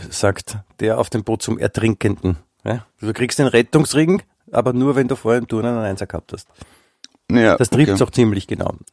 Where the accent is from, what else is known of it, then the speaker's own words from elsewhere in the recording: Germany; Ich bin Deutscher, ich habe die Sprache erfunden, mhm. erfunden, darf man auch sagen, ja, und insofern.